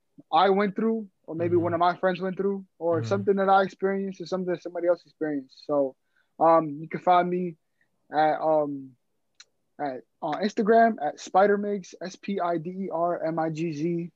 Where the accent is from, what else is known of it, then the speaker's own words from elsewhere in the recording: New York City, New York, United States; I live in the Bronx.